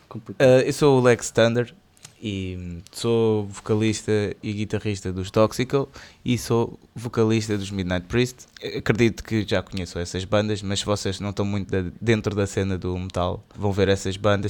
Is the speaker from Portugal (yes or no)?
yes; Cascais, Lisbon, Portugal; sou de Cascais, sou, sou, um betinho